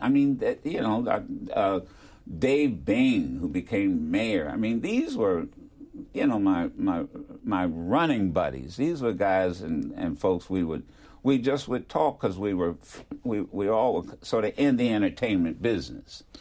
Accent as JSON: {"language": "English", "town": "Detroit", "region": "Michigan", "country": "United States", "tie": "born or raised there", "also_born_or_lived": "Philadelphia", "moved": "as an adult", "said": "growing up in Detroit"}